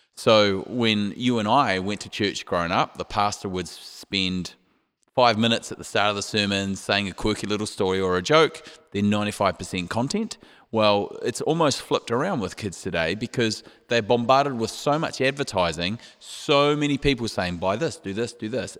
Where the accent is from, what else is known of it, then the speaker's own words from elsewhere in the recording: New Zealand; moved away; we're from New Zealand, which is down under